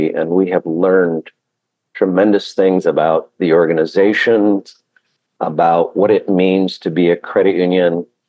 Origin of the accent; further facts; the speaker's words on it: Hawaii, United States; I spent a good chunk of my life growing up in Hawaii and worked with Hawaiian credit unions numerous times. And when I get off the airplane, it's home.